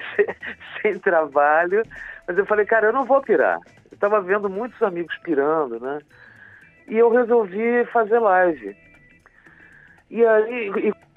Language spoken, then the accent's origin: Portuguese; Curitiba, Paraná, Brazil; moved away; depois de 40 anos que eu saí daqui, né, da minha terra, né, da, da minha raiz